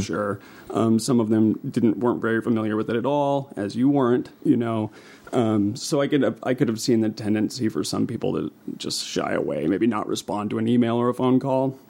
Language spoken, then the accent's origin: English; West Texas, United States; also born or lived in New Mexico / Seattle / Alaska; now in Helena, United States; I'm from New Mexico, or and West Texas is where I grew up